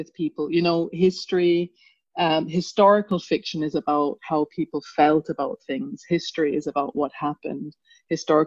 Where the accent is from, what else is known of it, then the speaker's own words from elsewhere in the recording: England, United Kingdom; also born or lived in Jamaica; I am also a Jamaican by background who left Jamaica very young and who went to England very young and went to boarding school.